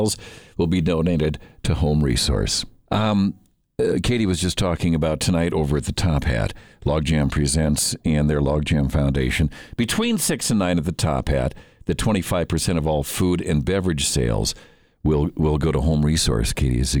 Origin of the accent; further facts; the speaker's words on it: Minneapolis, Minnesota, United States; When I was a kid growing up in Minneapolis